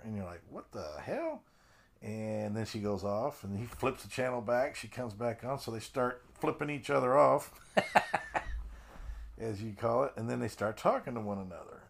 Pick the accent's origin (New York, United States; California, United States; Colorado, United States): Colorado, United States; I grew up in Colorado